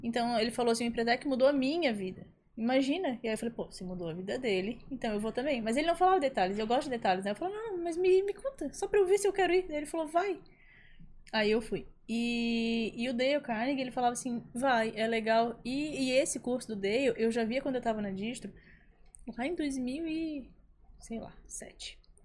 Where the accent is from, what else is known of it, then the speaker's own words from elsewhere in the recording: Florianópolis, Santa Catarina, Brazil; eu sou de Floripa também